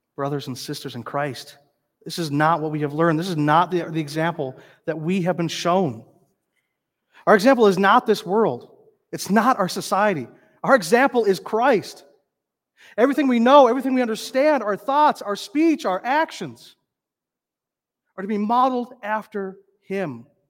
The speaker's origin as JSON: {"language": "English", "region": "North Dakota", "country": "United States", "tie": "born or raised there", "also_born_or_lived": "northern Minnesota", "moved": "yes", "lives_now": "Minnesota, United States", "said": "growing up in North Dakota, we saw a moose maybe once"}